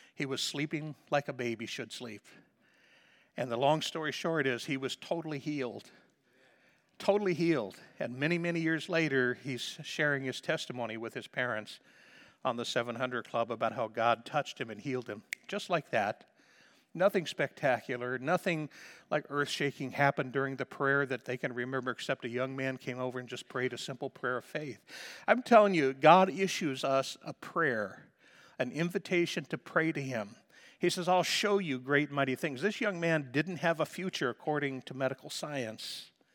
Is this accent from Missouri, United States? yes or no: yes; Liberty, Missouri, United States; moved away as an adult; also born or lived in Stanley, North Dakota; I'm not moving out of my hometown, okay? I'm staying right here in Missouri